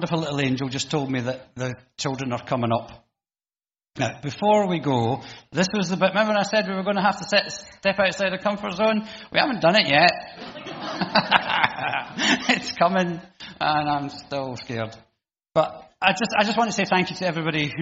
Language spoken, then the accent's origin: English; United Kingdom